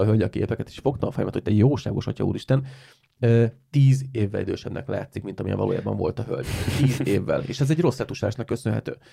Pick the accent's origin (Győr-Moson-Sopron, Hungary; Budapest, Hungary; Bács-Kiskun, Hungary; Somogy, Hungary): Somogy, Hungary; Siófok; van egy siófoki csoport, egy siófoki életcsoport, amiben vagyok